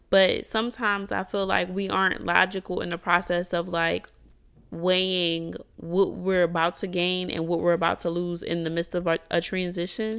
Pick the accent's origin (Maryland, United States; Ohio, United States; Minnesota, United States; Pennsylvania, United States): Pennsylvania, United States; Philadelphia; moved away as an adult; now in Houston, United States; I'm from Philly, and in Philly, I had, um, I don't wanna say I, I was somebody, but, like, I am somebody, but I had businesses established